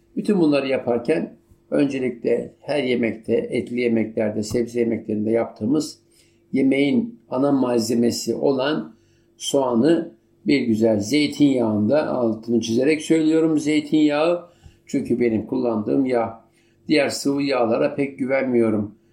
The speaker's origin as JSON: {"language": "Turkish", "country": "Turkey", "said": "malum ülkem"}